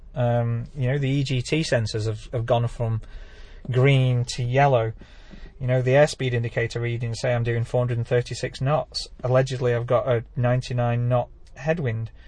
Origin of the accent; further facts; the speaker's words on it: Lake District, North West England, United Kingdom; this is my hometown